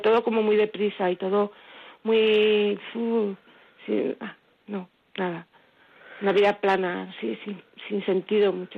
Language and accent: Spanish; Villafranca, Spain; now in Marcilla, Spain; yo soy de Villafranca, aunque vivo en Martilla